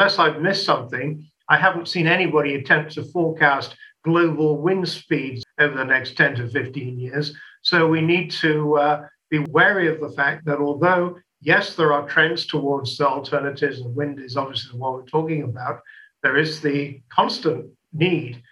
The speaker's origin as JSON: {"language": "English", "region": "England", "country": "United Kingdom", "tie": "born or raised there", "moved": "yes", "lives_now": "France", "said": "In my home country, in the United Kingdom"}